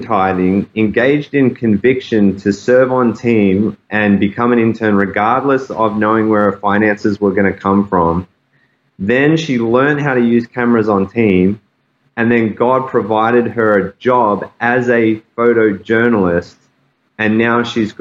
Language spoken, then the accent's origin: English; Australia; accent: Aussie; also born or lived in Saskatoon, Canada / Calgary, Canada; now in Toronto, Canada; my Aussie accent